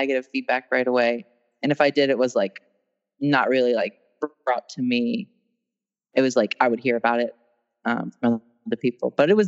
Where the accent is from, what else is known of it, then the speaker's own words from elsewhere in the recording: Westminster, Maryland, United States; I'm from Westminster, Maryland. It's like probably like 45 minutes outside of Baltimore.